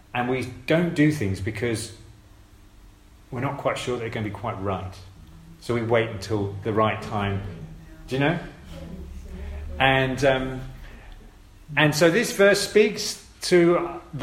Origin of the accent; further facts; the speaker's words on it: United Kingdom; we're British